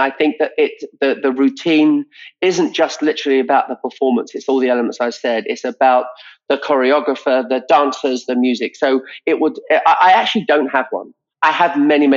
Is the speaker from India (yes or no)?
no; England, United Kingdom; now in United States; now I'm an American citizen now, an English person